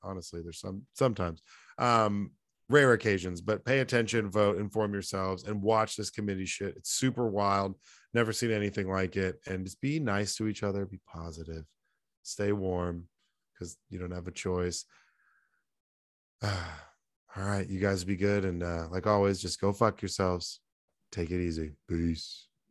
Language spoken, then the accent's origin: English; North Texas, United States; there's this triangle in Texas, in North Texas, that includes my hometown